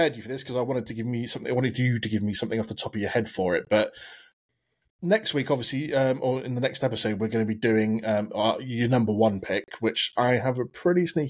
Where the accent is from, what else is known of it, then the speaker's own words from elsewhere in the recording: United Kingdom; I'm typical British.